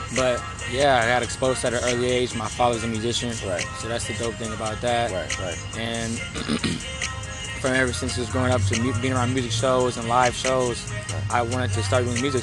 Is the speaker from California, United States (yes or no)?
yes; Oakland, California, United States; I'm from um, Oakland, California.